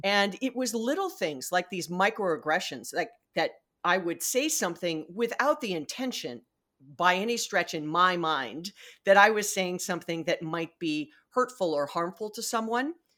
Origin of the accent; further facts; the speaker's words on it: Hawaii, United States; I was born and raised in Hawaii.